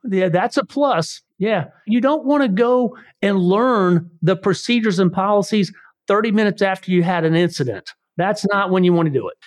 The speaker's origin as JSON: {"language": "English", "region": "Missouri", "country": "United States", "said": "We are from Missouri."}